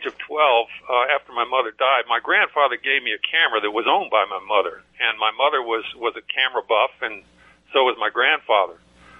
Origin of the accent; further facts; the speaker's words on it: Washington, District of Columbia, United States; born there; now in McDonough, United States; Well, currently I live in McDonough, Georgia. I'm a baby boomer that was born in 1946, and I was born in Washington, D.C.